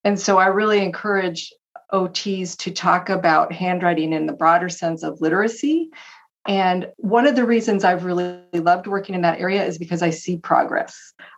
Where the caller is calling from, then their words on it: Tacoma, Washington, United States; I'm in Washington State, near Tacoma, Washington.